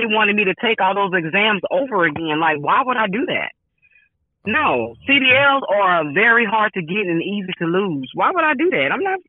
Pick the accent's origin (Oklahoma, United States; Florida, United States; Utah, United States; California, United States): Florida, United States; Jacksonville; now in Tampa, United States; I came from Jacksonville, Florida, and passed all my tests, and now I'm here in Tampa, and you want me to retake all the CDL exams?